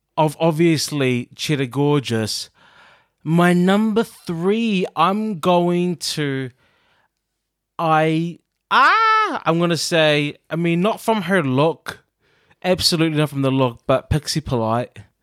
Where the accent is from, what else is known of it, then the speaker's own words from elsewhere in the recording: New Zealand; when I was growing up in New Zealand